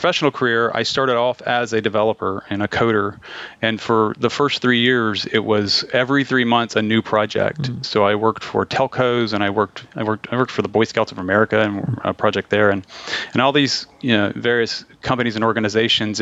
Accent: Liberty, Texas, United States; I grew up in Liberty, very much an oil and gas town.

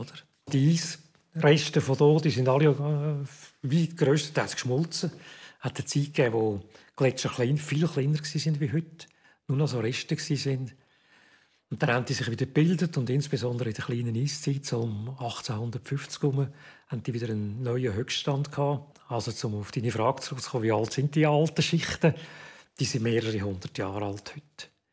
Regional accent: Zurich, Switzerland; moved away as an adult; also born or lived in Bern; Ich bin äh, in Zürich aufgewachsen.

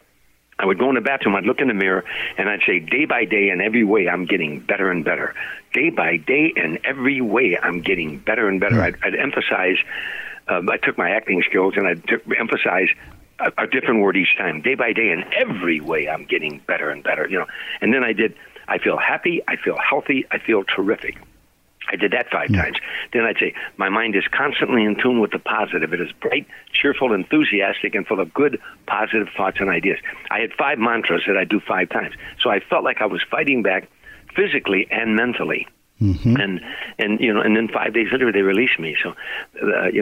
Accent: Harvey, Illinois, United States; I grew up in Harvey, as you know, in the south side of Chicago

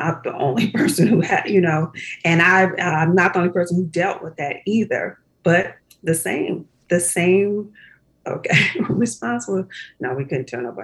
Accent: Compton, California, United States; We grew up in Compton

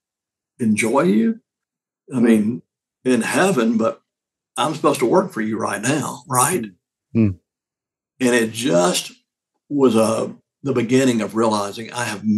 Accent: Deep South, United States; growing up in the Deep South

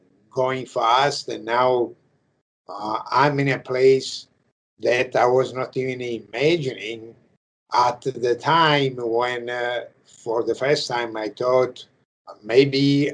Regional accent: Italy; English is a second language; moved away as an adult; now in United States; I I come from Italy

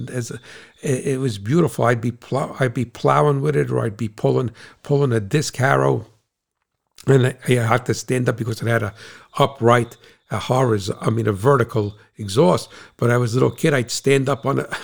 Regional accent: United States; also born or lived in Queens, New York / Ukraine (ancestry); I am an American

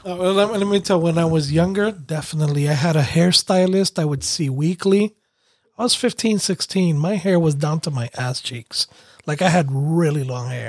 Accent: New York City, New York, United States; growing up in New York City

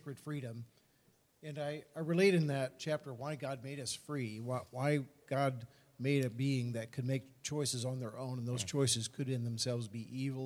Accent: United States; as a Christian, as an American

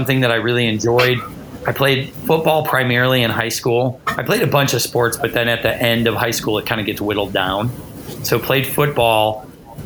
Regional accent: Chicago, Illinois, United States; now in Lexington, United States; I grew up in Chicago

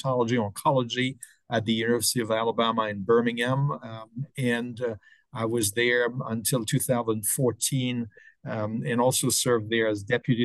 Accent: French-speaking part of Switzerland, Romandy, Switzerland; moved away as an adult; also born or lived in Stockholm, Sweden / New York, United States; now in Detroit, United States; I grew up in the French-speaking part of Switzerland and started medical school in Switzerland

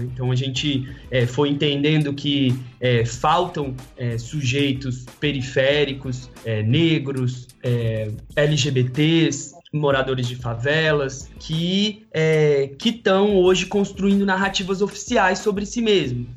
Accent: Ceilândia, Federal District, Brazil; moved away as an adult; also born or lived in Brazlândia / São Paulo; now in Rio de Janeiro, Brazil; eu vim do Distrito Federal, nasci e cresci numa cidade que chama Ceilândia até metade da infância. Depois eu fui para uma cidade chamada Braslândia

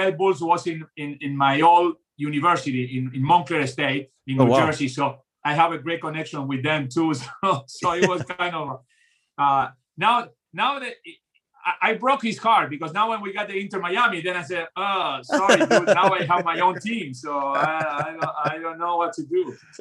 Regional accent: Montevideo, Uruguay; born or raised there; also born or lived in Argentina; now in United States

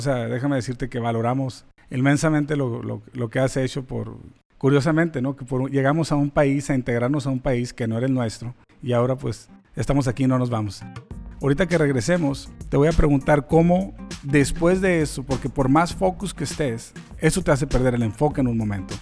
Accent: Mexico; now in United States; we're Mexicans

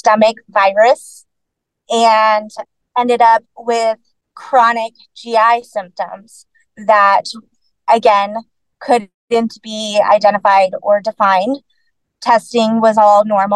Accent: Texas, United States; born and raised in Texas, lived here my whole life

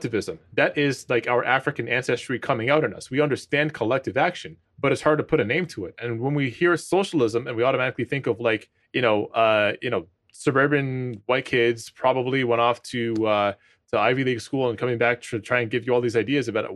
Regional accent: Toronto, Ontario, Canada; I'm from Rexdale, Ontario, right? So it's a suburb in Toronto, one of the lowest income neighborhoods in the city

